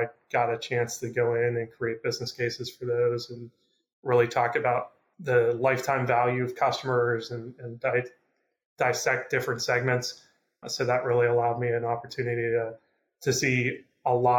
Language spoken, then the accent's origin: English; Pittsburgh, Pennsylvania, United States; I'm from Pittsburgh and they gave me the opportunity to get back here and be closer to family